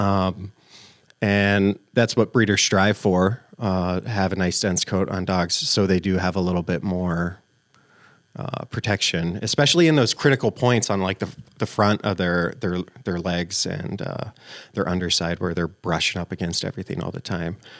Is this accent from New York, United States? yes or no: no; Albert Lea, Minnesota, United States; also born or lived in Florida; now in central Minnesota, United States; Originally from Florida, uh, but I moved to Minnesota, in southern Minnesota, Albert Lee area when I was five years old.